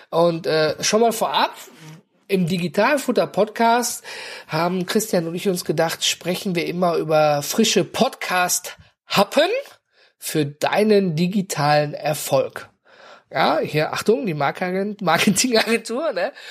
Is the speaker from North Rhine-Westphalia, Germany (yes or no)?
yes; North Rhine-Westphalia, Germany; Und ich komme ja aus dem Ruhrgebiet, ne? Und bei uns gibt's immer was zu futtern.